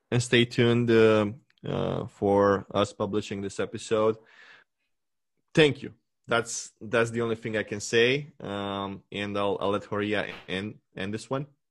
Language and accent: English; Romania; English is a second language; moved away as an adult; now in Canada; my home country, like what it used to be my universe before